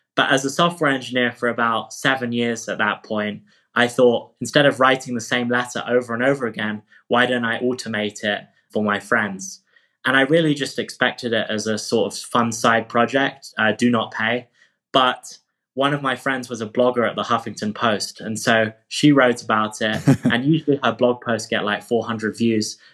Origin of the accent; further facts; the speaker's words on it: England, United Kingdom; moved away as an adult; now in California, United States; I moved from England to study at Stanford in California